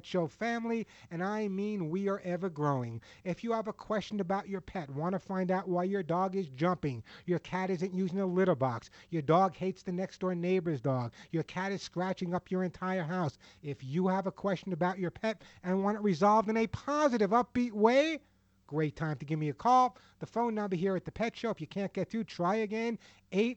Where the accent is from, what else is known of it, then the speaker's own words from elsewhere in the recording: Santa Monica, California, United States; my hometown of Santa Monica, California.